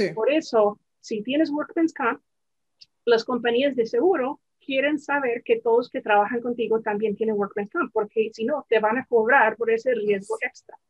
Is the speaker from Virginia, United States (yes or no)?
yes; the mountains of Virginia, United States; yo crecí en las montañas de Virginia